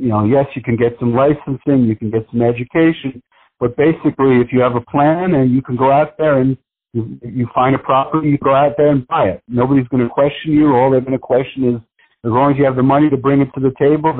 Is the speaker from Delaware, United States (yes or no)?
no; New York City, New York, United States; I grew up in New York City